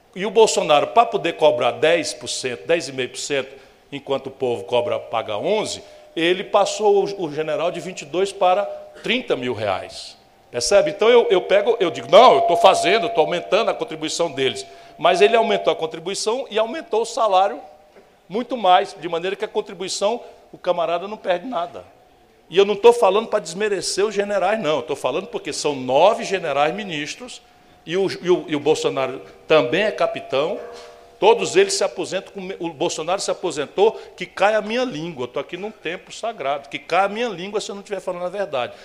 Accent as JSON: {"language": "Portuguese", "region": "Northeast Region", "country": "Brazil", "said": "Eu venho do Nordeste."}